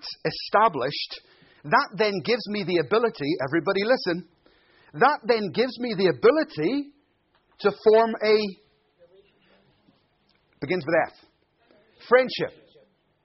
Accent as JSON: {"language": "English", "country": "Ireland", "moved": "yes", "lives_now": "Glasgow, United Kingdom", "said": "I'm Irish"}